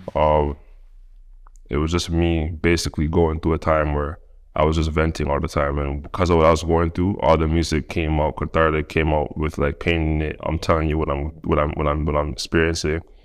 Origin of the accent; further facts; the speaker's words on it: Toronto, Ontario, Canada; accent: Toronto; moved away; also born or lived in United States; I'm from Toronto